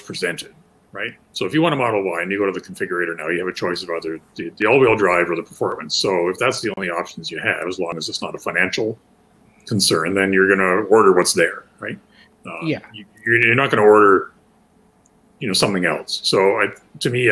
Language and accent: English; Canada; as a Canadian